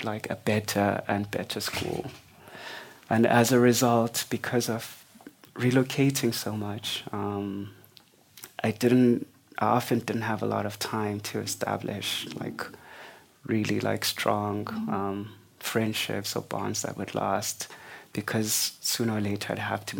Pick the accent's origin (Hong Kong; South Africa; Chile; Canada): South Africa; Mdantsane, Eastern Cape; also born or lived in East London, South Africa; I kind of grew up in what was then the biggest township in the Siskai homeland called Mdantsane